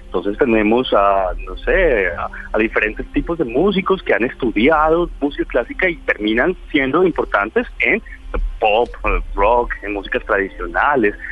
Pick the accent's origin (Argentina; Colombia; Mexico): Colombia; Nosotros en Colombia